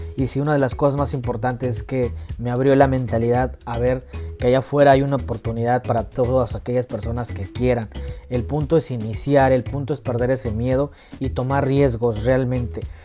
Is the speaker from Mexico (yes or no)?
yes; Hidalgo, Mexico; now in United States; yo soy orgullosamente mexicano, yo nací el 13 de junio de 1995 y yo vengo de un pueblito de provincia, orgullosamente del estado de Hidalgo